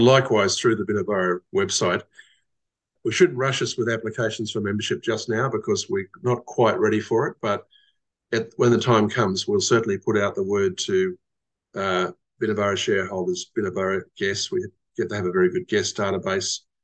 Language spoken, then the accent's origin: English; Queensland, Australia; also born or lived in Western Australia; I was away from Queensland, my home state, between 1998 and 2007.